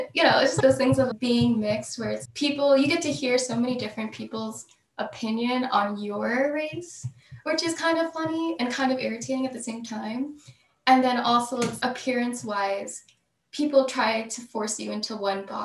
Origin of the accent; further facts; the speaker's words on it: South Central New Jersey, United States; also born or lived in Bronx, New York; I was born in the Bronx, but after age 7, I moved to New Jersey, South Central New Jersey